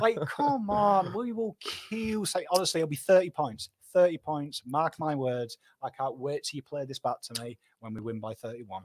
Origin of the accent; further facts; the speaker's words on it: Pom, England, United Kingdom; Me, me fellow Pom, honorary Pom